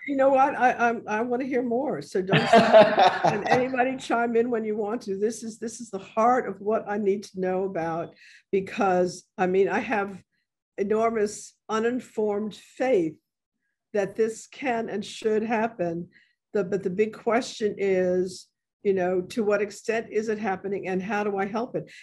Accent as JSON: {"language": "English", "town": "New York City", "region": "New York", "country": "United States", "moved": "as an adult", "lives_now": "New Orleans, United States", "said": "originally from the South um, Bronx"}